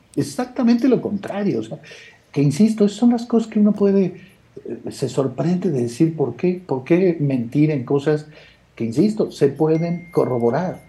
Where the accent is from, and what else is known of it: Guerrero, Mexico